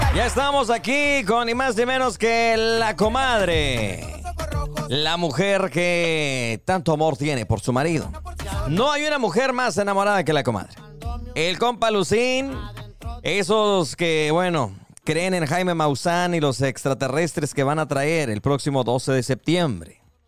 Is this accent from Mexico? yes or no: yes; Mexico; como mexicanos